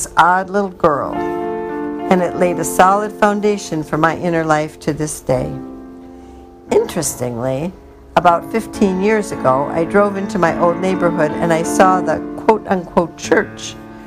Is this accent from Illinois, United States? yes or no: yes; Chicago, Illinois, United States; also born or lived in England; my mom, now a war bride, and I came to the States on the Queen Mary to live with my dad and his Orthodox Jewish parents in the Humboldt Park neighborhood of Chicago